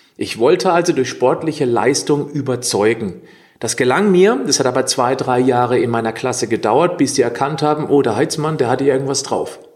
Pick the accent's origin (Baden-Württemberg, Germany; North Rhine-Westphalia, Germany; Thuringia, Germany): Baden-Württemberg, Germany; Dreisam Valley, east of Freiburg; ich komme ja aus dem Dreisamtal, das ist östlich von Freiburg gelegen, also ich lebe hier im Südschwarzwald